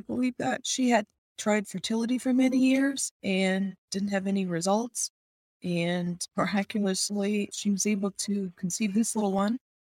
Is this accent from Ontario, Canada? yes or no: yes; Niagara Falls, Ontario, Canada; I'm from Niagara Falls, Ontario, Canada.